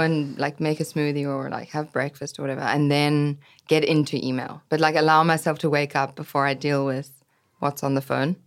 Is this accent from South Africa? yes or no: yes; South Africa; moved away as an adult; also born or lived in London / New York; growing up in South Africa